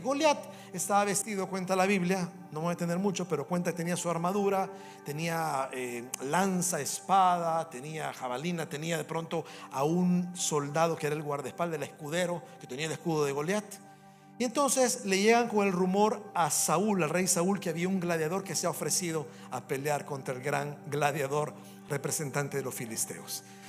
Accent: El Salvador; moved away as an adult; also born or lived in Canada; cuando voy al Salvador, o cuando estoy en mi país, me trae tantos buenos recuerdos o tantos recuerdos cuando paso en la escuela que yo estudié cuando era un niño.

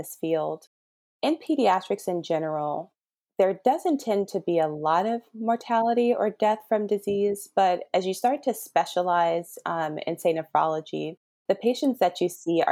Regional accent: Harvey, Illinois, United States; moved away as an adult; now in Los Angeles, United States; I grew up in a place called Harvey, Illinois

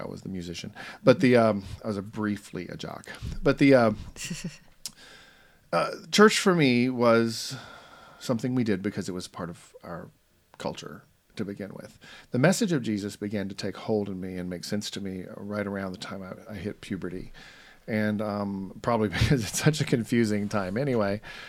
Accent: Roswell, Georgia, United States; I was raised in Atlanta, Georgia, or north of Atlanta, in a little town called Roswell, and I was really proud of that town.

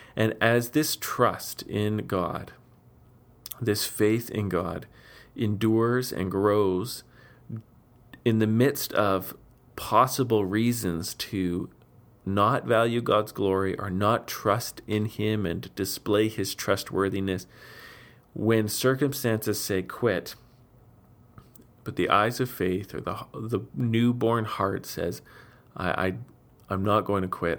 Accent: Steinbach, Manitoba, Canada; my hometown, Steinbeck

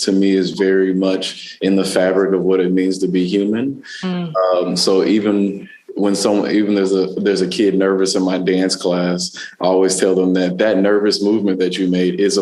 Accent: Dallas, Texas, United States; also born or lived in South LA, California; now in Los Angeles, United States; I grew up in Dallas, Texas

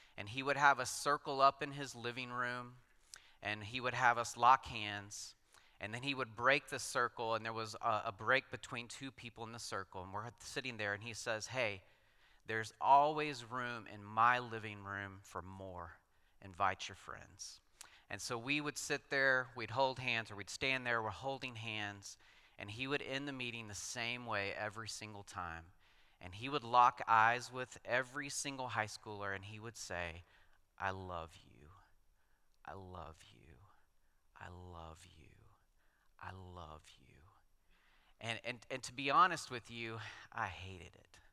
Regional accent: West Texas, United States; moved away as an adult; also born or lived in Colorado Springs; I grew up out in West Texas in oil country

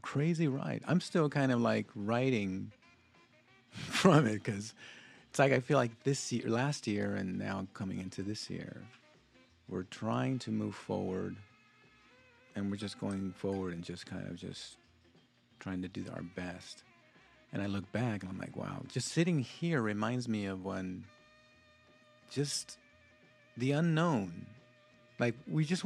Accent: South Gate, California, United States; also born or lived in Lynwood, California; as a Latino and, you know, growing up in Southgate and, you know, Linwood, knowing this area

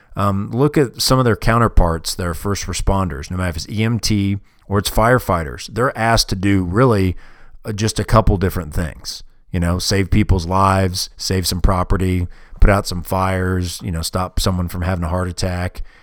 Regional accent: United States; I'm from America

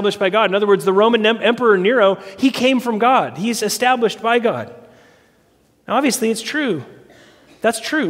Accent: United States; our country was founded on resistance and revolution

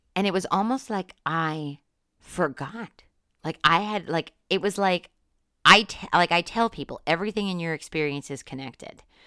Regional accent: Northeast Pennsylvania, United States; moved away; I'm from Northeast Pennsylvania, which is very different from Western Pennsylvania.

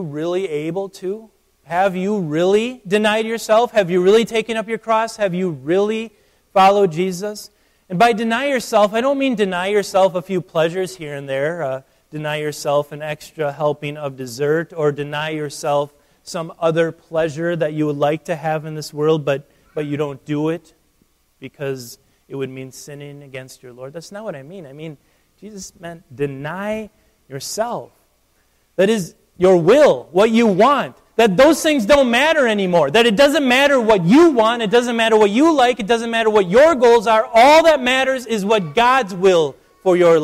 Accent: United States; I'm an American

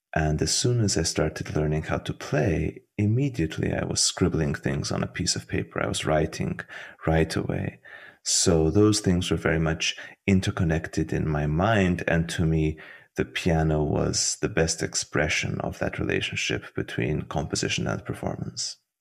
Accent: Budapest, Hungary; moved away as an adult; also born or lived in Tbilisi, Georgia / Vienna, Austria / Florence, Italy / Berlin, Germany; now in United States; I was born in Tbilisi, in Georgia. And oh, soon after, my parents moved to Hungary, to Budapest, which is where I grew up

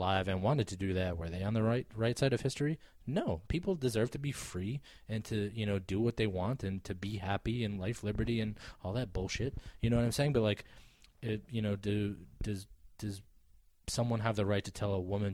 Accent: Wisconsin, United States; now in Connecticut, United States; I'm from Wisconsin originally

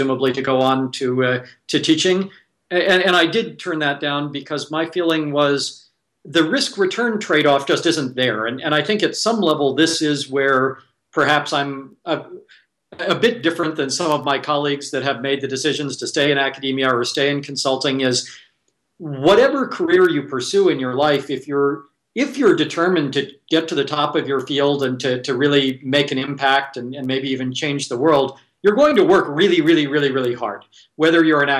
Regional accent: Silicon Valley, California, United States; I was born and raised in Silicon Valley

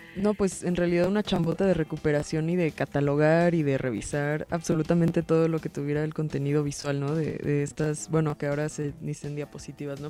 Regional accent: Mexico City, Mexico; hemos hecho como chilangos y chilangas

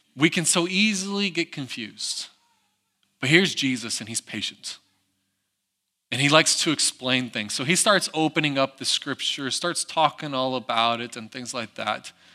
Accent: United States; moved away; I grew up in the Smoky Mountains

